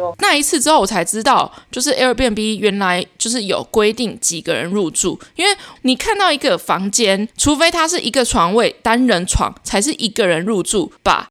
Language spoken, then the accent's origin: Chinese; Taiwan; 所有台湾人通病